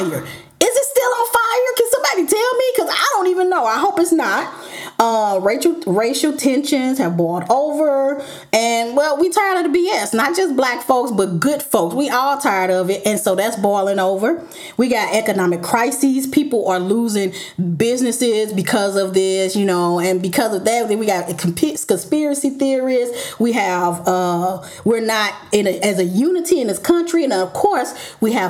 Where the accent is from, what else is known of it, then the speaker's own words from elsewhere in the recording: St. Louis, Missouri, United States; moved away; go home to my hometown for a few weeks. And so I decided to record in Duluth, aka St. Louis